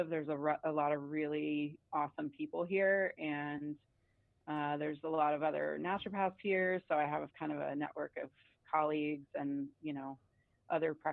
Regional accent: Atlanta, Georgia, United States; now in Bend, United States; So I grew up in Atlanta, and I moved here in 1997

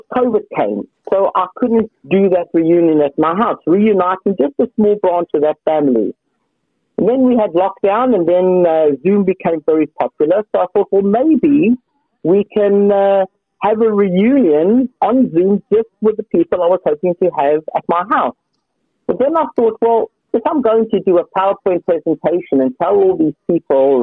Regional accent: South Africa; now in Hertfordshire, United Kingdom; Growing up in South Africa, I was actually at a Jewish day school

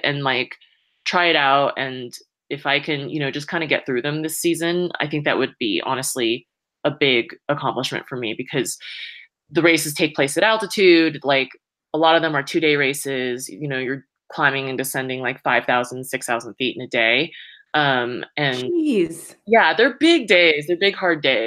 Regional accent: Saratoga, California, United States; now in Boulder, United States; I grew up in the Bay Area, so about an hour south of San Francisco, in this little town of Saratoga

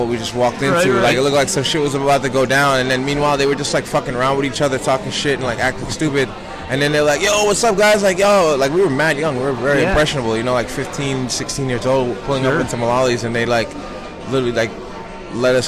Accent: New York City, New York, United States; I grew up in Flatbush, Brooklyn

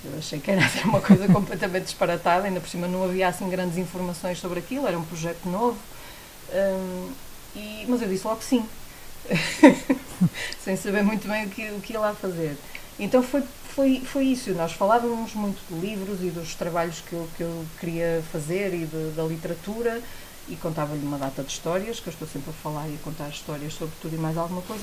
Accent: Porto, Norte, Portugal; eu sou do Porto

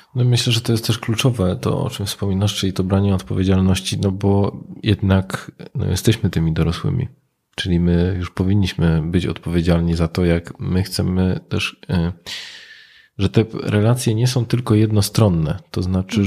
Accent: Katowice, Silesian Voivodeship, Poland; now in Wrocław, Poland; ja pochodzę z Katowic, no i tam ci ojcowie byli, na kopalni najczęściej

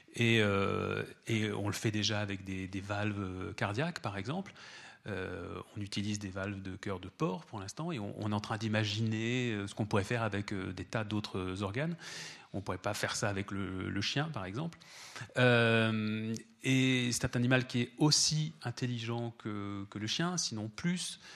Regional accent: France; chez nous en France

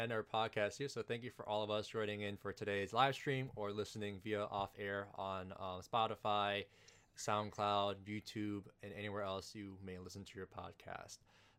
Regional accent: Minneapolis, Minnesota, United States; we're all from Minneapolis

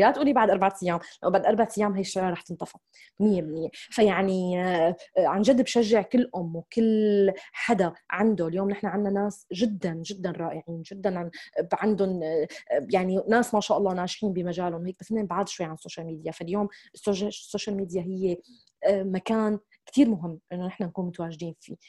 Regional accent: Syria; moved away as an adult; also born or lived in United Arab Emirates; now in United States; أنا من هذا البلد، وأنا بحب هذا البلد

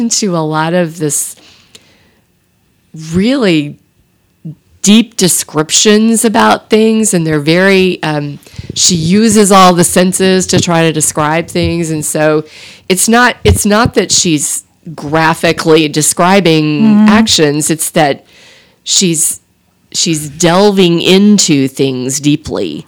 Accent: Texas, United States; I grew up in Texas

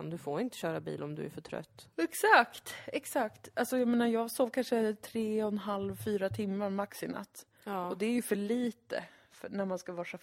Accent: Lund, Skåne, Sweden; ändå att jag är från Lund.

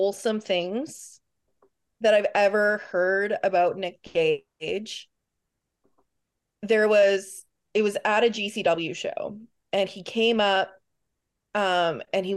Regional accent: Canada; I'm Canadian

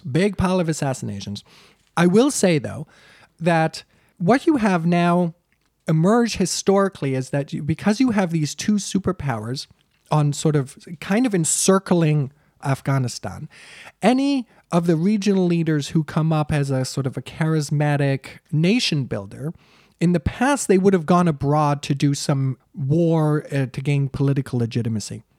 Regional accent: United States; as an American T V news watcher

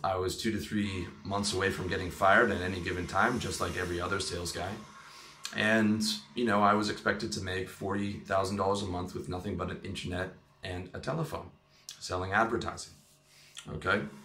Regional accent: Canada; I'm Canadian

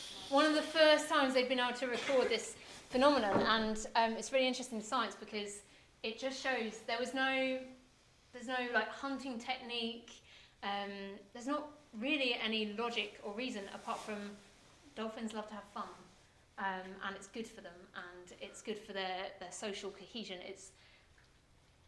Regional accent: England, United Kingdom; as a English person that's brought up with an idea of what church is supposed to be like

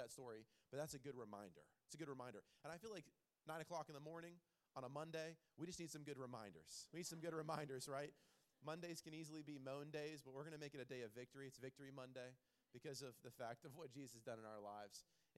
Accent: Clearwater, Florida, United States; now in Holland, United States; I am not a Michigander from the beginning. I am a transplant from Clearwater, Florida.

